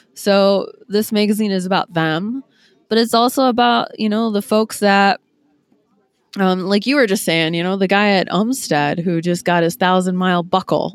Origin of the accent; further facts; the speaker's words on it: Green Bay, Wisconsin, United States; moved away as an adult; now in Ohio, United States; born and raised in Green Bay